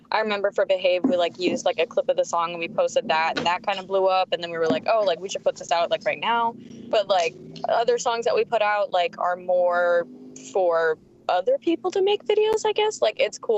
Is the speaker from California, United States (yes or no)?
yes; San Diego, California, United States; That's my hometown